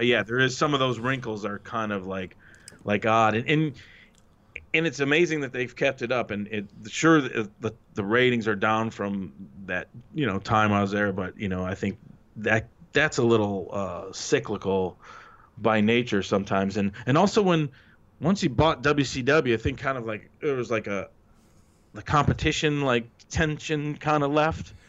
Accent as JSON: {"language": "English", "town": "Detroit", "region": "Michigan", "country": "United States", "tie": "born or raised there", "moved": "as an adult", "lives_now": "California, United States", "said": "Detroit's my hometown."}